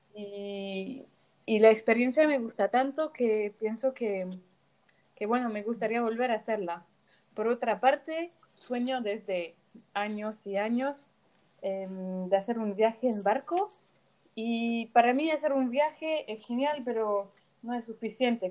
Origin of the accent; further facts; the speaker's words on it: Paris, Île-de-France, France; soy de París